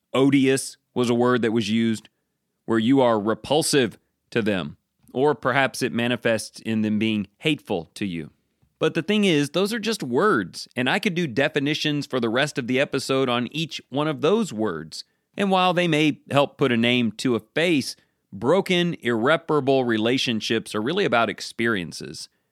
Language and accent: English; United States; I'm an American